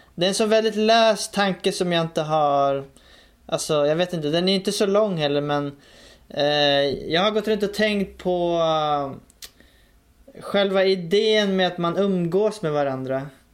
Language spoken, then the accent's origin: Swedish; Stockholm, Stockholm County, Sweden; jag växte upp i, i Rinkeby då, i, i Stockholm